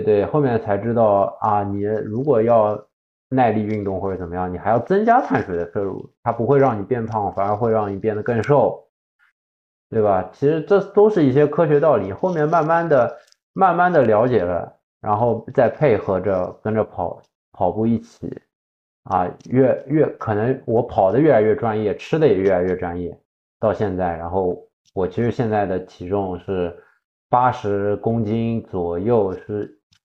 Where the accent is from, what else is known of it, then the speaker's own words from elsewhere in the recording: Shanghai, China; 我作为一个上海人嘛，作为一个上海人